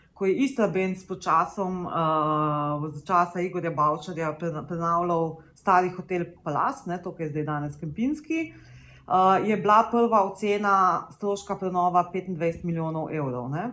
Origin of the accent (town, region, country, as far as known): Slovenia